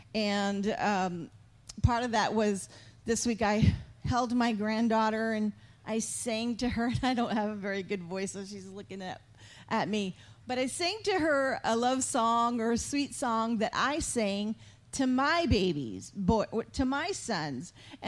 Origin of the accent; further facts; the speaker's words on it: San Antonio, Texas, United States; moved away; also born or lived in Missouri; I'm from Texas, from San Antonio, but when we moved to Missouri, North of Kansas City we were made fun of right away because we said y'all.